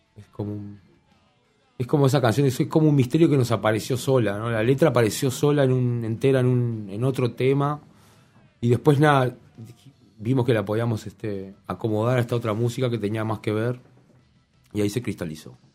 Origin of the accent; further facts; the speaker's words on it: La Paz, Canelones, Uruguay; somos de La Paz varios